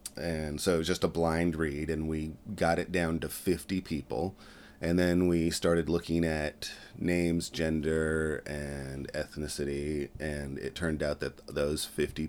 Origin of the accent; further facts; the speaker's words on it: West Coast, United States; I wanted to go to school on the East Coast because I grew up on the West Coast